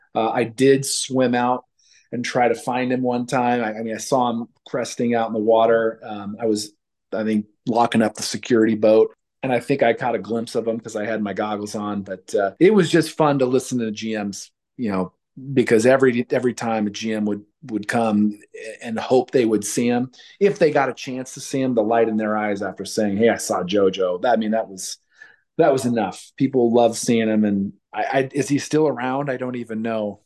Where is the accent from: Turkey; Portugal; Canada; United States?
United States; Red Bluff, California; I came from Red Bluff